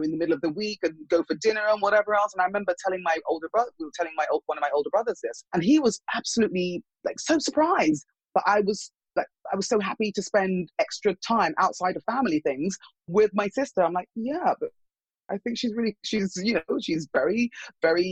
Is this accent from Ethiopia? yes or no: no; England, United Kingdom; moved away as an adult; now in United States; the rest of us grew up in England